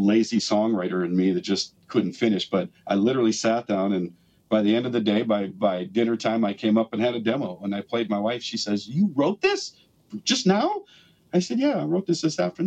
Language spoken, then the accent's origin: English; West Fargo, North Dakota, United States; I grew up in West Fargo